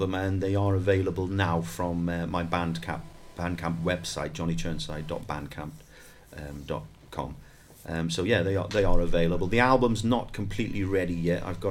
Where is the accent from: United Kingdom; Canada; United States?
United Kingdom; Saundersfoot, Wales; accent: Pembrokeshire accent with a slight Geordie twang; we grew up together in Saundersfoot, in around Saundersfoot, way back in the 80s